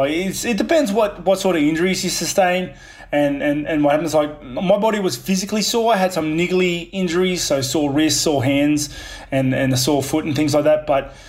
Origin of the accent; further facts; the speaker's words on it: Australia; also born or lived in New Zealand; Yeah, I was born in New Zealand, but literally it was kind of like an accidental birth in New Zealand. So, like, my mum was living here in Australia with my dad